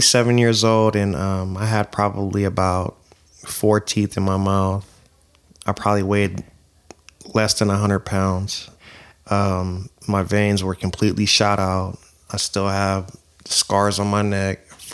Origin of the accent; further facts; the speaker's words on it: Oakland, California, United States; growing up in East Oakland